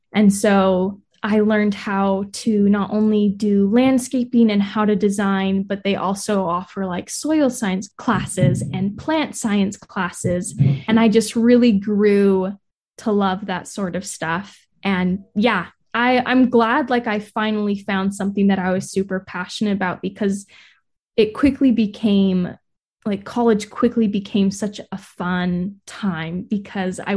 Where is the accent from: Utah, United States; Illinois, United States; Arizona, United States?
Utah, United States; St. George; I grew up in St. George